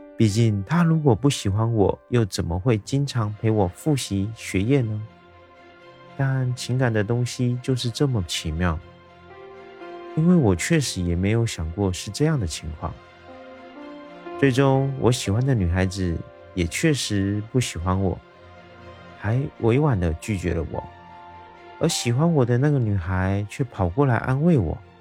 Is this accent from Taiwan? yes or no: yes; Taiwan; 我是一位来自台湾的小哥哥